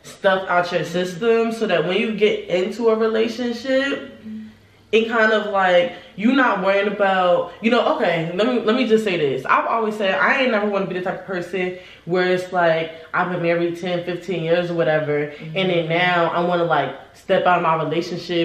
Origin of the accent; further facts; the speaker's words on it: New Jersey, United States; moved away as an adult; now in North Carolina, United States; But I'm from Jersey. I'm originally from Jersey. I moved to North Carolina like 2 years ago